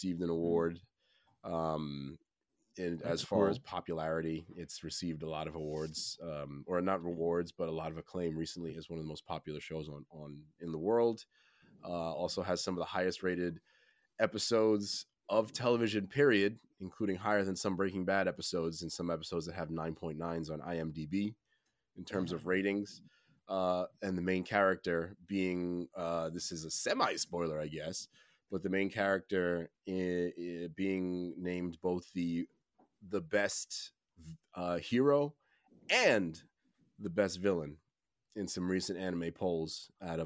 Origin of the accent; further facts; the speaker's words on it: New York City, New York, United States; I'm a New Yorker